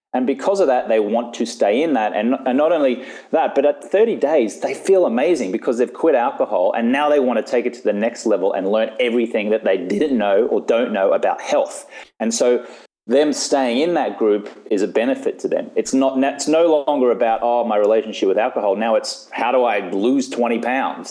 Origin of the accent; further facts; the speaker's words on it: Australia; moved away as an adult; now in Los Angeles, United States; I live in Los Angeles, California. So, although I am Australian, I've been living in the States now for about 11 or 12 years.